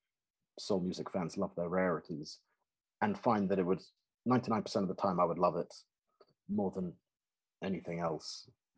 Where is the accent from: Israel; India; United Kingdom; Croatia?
United Kingdom; London; I am from North London